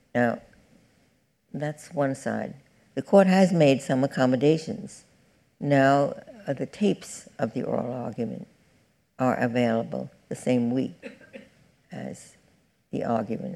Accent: New York City, New York, United States; I'm from Brooklyn

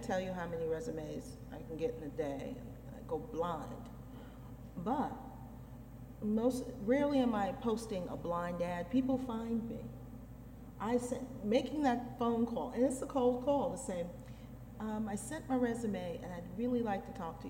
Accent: New York City, New York, United States; I grew up in New York City.

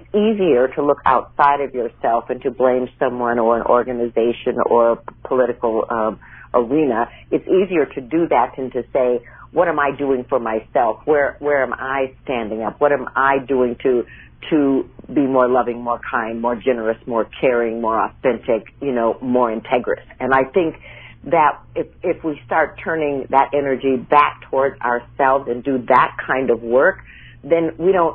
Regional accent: Minnesota, United States; moved away; also born or lived in New York / California; I grew up in Minnesota

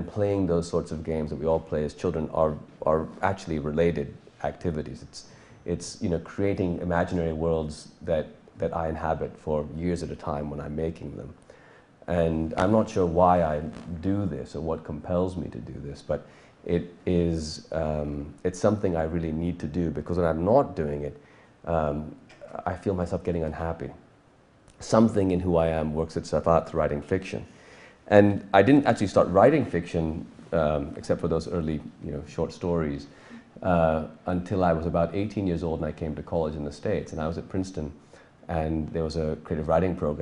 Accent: Pakistan; also born or lived in California; when we moved back from California to Pakistan when I was 9 years old

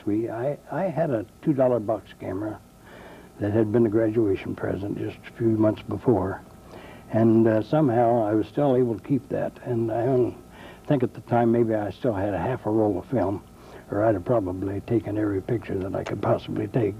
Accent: Union City, Indiana, United States; I was born in Union City, Ohio, and under a year old, I was moved to Union City, Indiana with my parents, and I've been a lifelong resident of Union City, Indiana

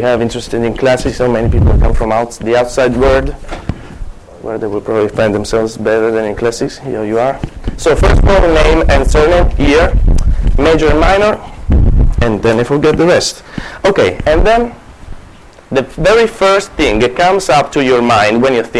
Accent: Italy; accent: Italian; English is a second language; moved away; also born or lived in Palermo, Sicily; As you can hear, I'm a Japanese, not really, I'm Italian. And I can try to fake a Japanese accent, but I thought that sticking with my Italian one could be fun.

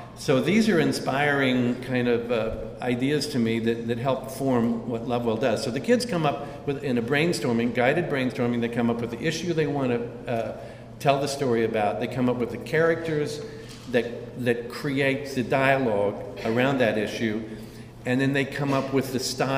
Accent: Kansas, United States; I was born and raised in Kansas

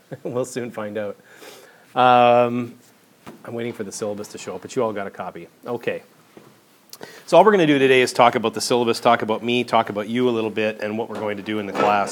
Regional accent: Vancouver, British Columbia, Canada; moved away as an adult; I was I grew up in Vancouver.

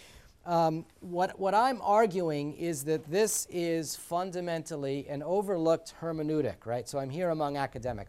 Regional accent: New York City, New York, United States; moved away; also born or lived in New Jersey; as a Sicilian, a full-blown Sicilian, my four grandparents came through Ellis Island, and I grew up in the Bronx

